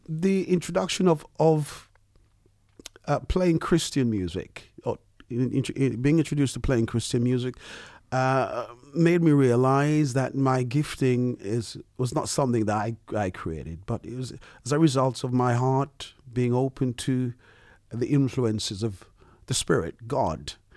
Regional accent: Montserrat; now in London, United Kingdom; I am from Montserrat.

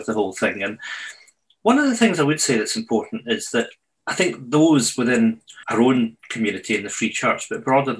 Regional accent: Edinburgh, Scotland, United Kingdom; moved away as an adult; now in Scottish islands, United Kingdom; I grew up in Edinburgh

